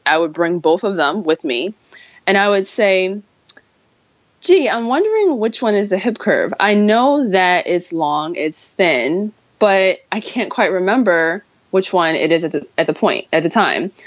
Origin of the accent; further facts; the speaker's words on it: New York, United States; me being a New Yorker